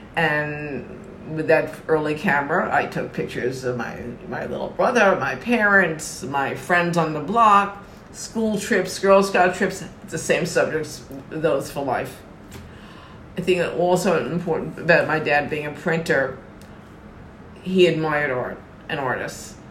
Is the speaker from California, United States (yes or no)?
no; North Massapequa, New York, United States; also born or lived in Bronx, New York; when I was two and a half years old, on the GI Bill, they bought a house in North Massapequa Long Island, New York